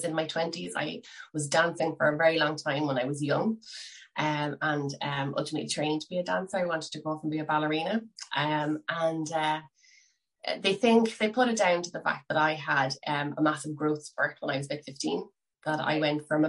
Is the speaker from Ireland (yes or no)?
yes; Cork, Munster, Ireland; now in Skerries, Ireland; I am originally from Cork and I am currently living in seaside town, Skerries, in County Dublin